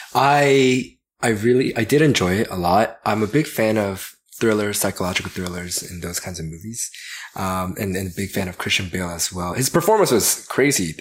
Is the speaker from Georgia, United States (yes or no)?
yes; Georgia, United States; I grew up in Georgia